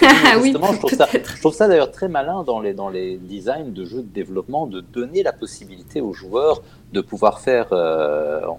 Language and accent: French; Germany; French is a second language; en fait, j'ai passé mon enfance en Allemagne et à la télé allemande